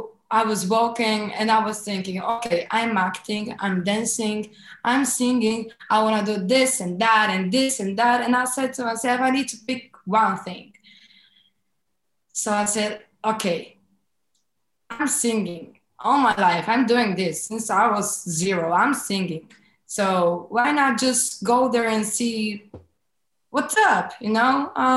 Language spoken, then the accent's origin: English; Varna, Varna Province, Bulgaria; Well, I'm from Bulgaria.